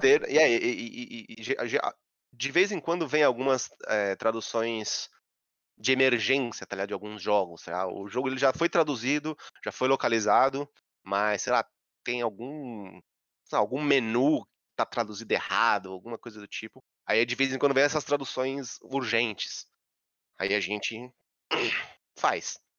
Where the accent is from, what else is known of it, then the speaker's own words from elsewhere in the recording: São Paulo, Brazil; eu sou de São Paulo, que nem você. Sou do Centrão, que é Santa Cecília.